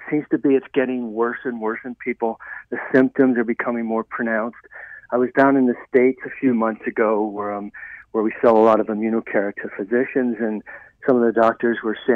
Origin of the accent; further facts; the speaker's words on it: Ireland; moved away; I was raised in Ireland